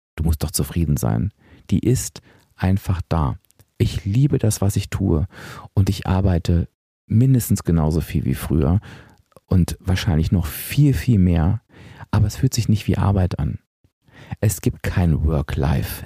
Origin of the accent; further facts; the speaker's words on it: Hanover, Lower Saxony, Germany; moved away as an adult; ich bin wieder in meinen Heimatort gezogen, nach Hannover.